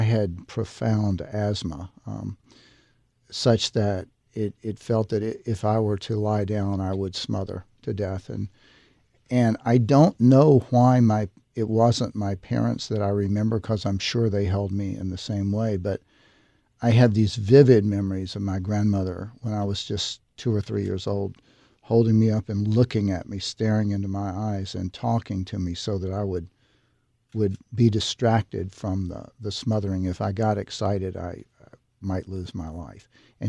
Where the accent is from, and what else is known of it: Tennessee, United States; born or raised there